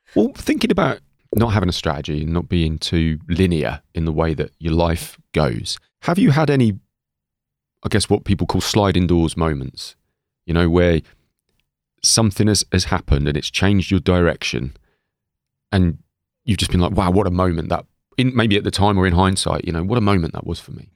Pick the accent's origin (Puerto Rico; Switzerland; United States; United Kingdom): United Kingdom; England; when we were kids growing up in England